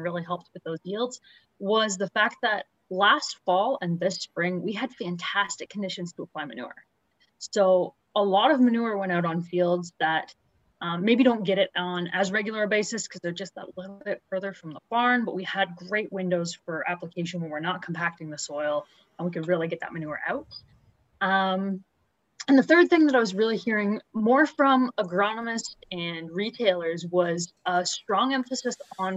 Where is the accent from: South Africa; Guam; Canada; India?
Canada; Huron County, Ontario; now in Lindsay, Canada; I grew up in Huron County